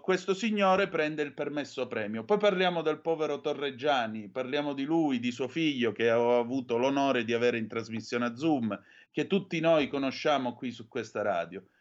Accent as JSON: {"language": "Italian", "town": "Vibo Valentia", "region": "Calabria", "country": "Italy", "tie": "born or raised there", "said": "Io sono di Vibo Valencia"}